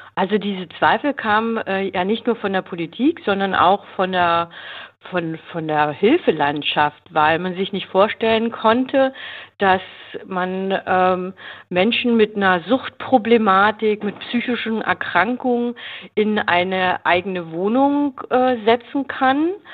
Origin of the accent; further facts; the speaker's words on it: Berlin, Germany; Ich komme aus Berlin